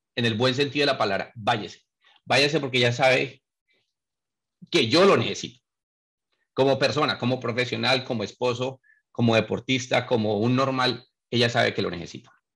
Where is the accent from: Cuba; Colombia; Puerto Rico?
Colombia; moved away; he vivido fuera muchos años. nací allá y lo viví